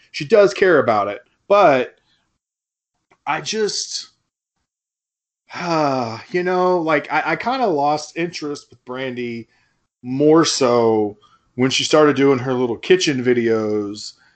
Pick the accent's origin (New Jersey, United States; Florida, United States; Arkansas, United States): Arkansas, United States; Fort Smith; also born or lived in Memphis, Tennessee; we went to high school together, and we're both white dudes from Fort Smith, Arkansas